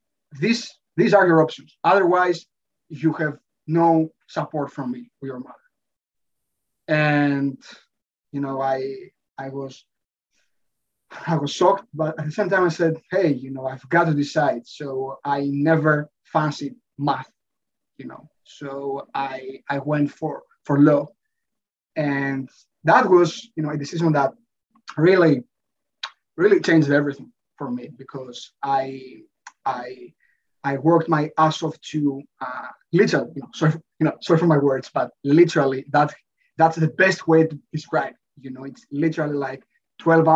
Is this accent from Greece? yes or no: yes; Athens, Attica, Greece; I was born and raised in Athens, in Greece.